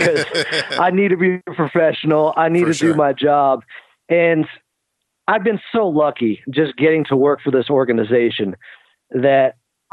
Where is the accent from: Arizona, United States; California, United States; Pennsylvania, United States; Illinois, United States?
California, United States; Sacramento; now in Southern California, United States; when I was growing up in Sacramento